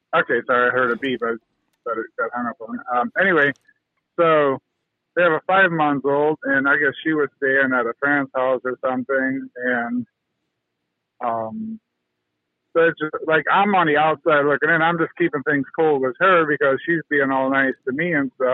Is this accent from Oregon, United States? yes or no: no; North Canton, Ohio, United States; I'm actually from North Canton, Ohio, where the Hoover Company is